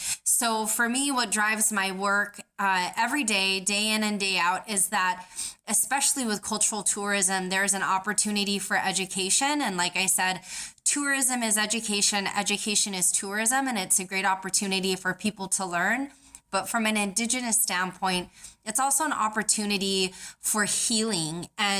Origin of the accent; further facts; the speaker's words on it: Emonik, Alaska, United States; family comes from Emonik, Alaska. Emonik is a small Yupik village on the mouth of the Yukon River. So I'm indigenous from Alaska.